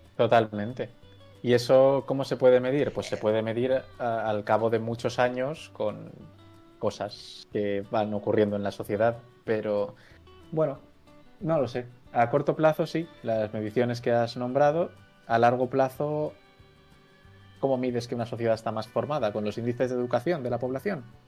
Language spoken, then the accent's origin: Spanish; Valencia, Valencian Community, Spain; moved away as an adult; now in Zaragoza, Spain; ahora mismo estoy viviendo en Zaragoza, pero soy de Valencia.